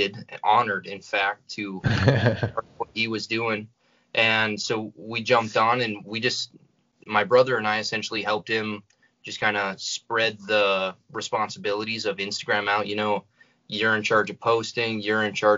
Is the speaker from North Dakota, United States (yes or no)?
yes; North Central North Dakota, United States; we're from North Central North Dakota